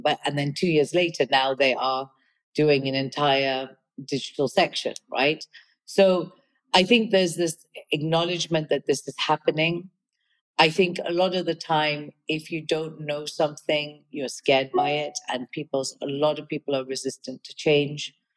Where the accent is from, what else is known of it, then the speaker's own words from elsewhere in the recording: Kenya; moved away; also born or lived in United Kingdom; I was born and brought up in Kenya. I'm of Indian origin. I'm British